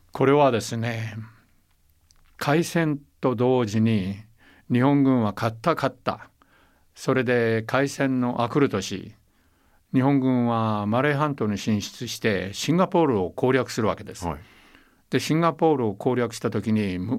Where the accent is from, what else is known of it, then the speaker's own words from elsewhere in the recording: Taiwan; moved away; also born or lived in Okinawa; 私は台湾生まれ台湾育ちですから